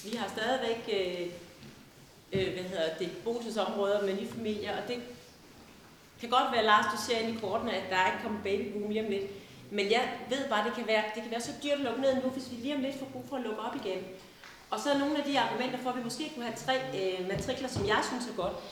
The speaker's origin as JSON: {"language": "Danish", "region": "Jutland", "country": "Denmark", "also_born_or_lived": "Holm Olstrup", "moved": "yes", "lives_now": "Holme-Olstrup, Denmark", "said": "Jeg kommer fra Jylland"}